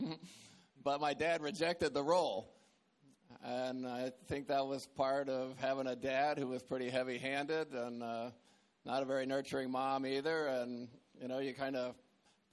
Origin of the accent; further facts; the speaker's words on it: Atlanta, Georgia, United States; also born or lived in Tripoli, Libya; I was born in Tripoli, Libya, but I grew up in Atlanta, Georgia